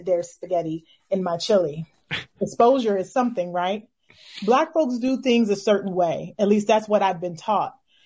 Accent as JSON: {"language": "English", "town": "Louisville", "region": "Kentucky", "country": "United States", "said": "I'm from Louisville, Kentucky."}